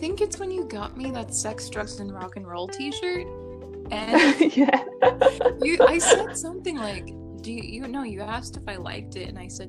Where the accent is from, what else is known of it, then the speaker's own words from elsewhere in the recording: United States; I'm from the US